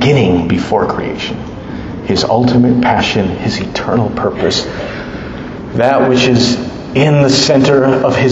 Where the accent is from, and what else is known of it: United States